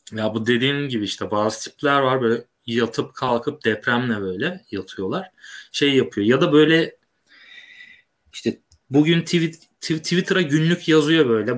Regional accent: İzmir, Turkey; Biz İzmirliyiz.

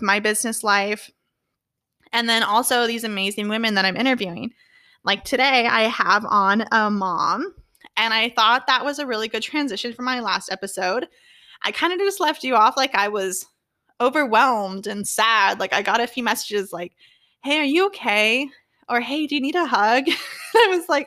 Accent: Orange County, California, United States; I'm from California. I grew up in Orange County

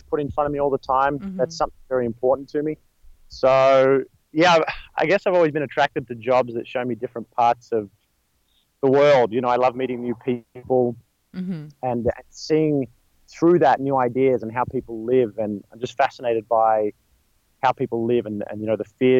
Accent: Melbourne, Victoria, Australia; moved away as an adult; now in Los Angeles, United States; I'm from Australia. I was born in Melbourne, Australia, and moved out here almost a couple of years ago now

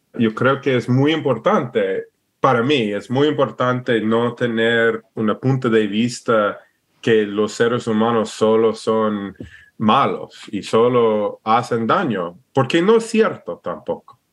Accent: Alaska, United States; Spanish is a second language; moved away as an adult; also born or lived in Idaho / Ecuador / Oregon; nací y, y, creí en Alaska y un poco en Idaho.

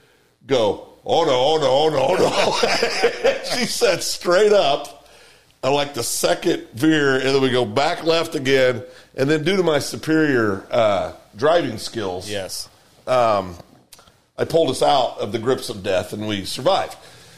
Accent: Kansas, United States; I'm from Greenwood County.

